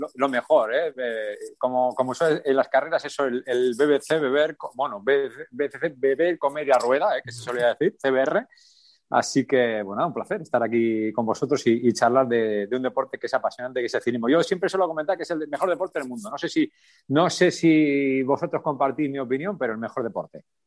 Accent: Alsasua, Navarre, Spain; En mi pueblo, en Alsasua

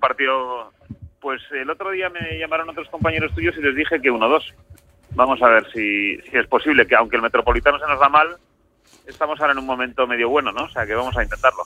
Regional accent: Bilbao, Basque Country, Spain; now in Madrid, Spain; socios de la Peña somos de Bilbao. Gente de Bilbao que estamos en Madrid

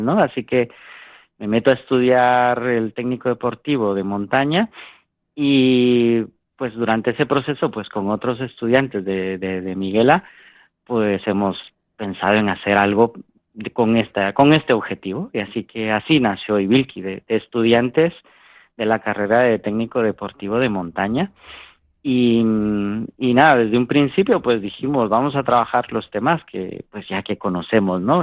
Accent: Guatemala; en mi país, en Guatemala, em, aprendimos a hacer montaña

